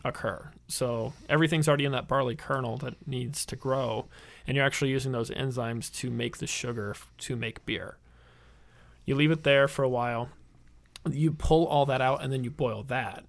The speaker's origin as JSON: {"language": "English", "town": "St. Louis", "region": "Missouri", "country": "United States", "also_born_or_lived": "Illinois", "moved": "as an adult", "lives_now": "Milwaukee, United States", "said": "I'm originally from the Saint Louis area."}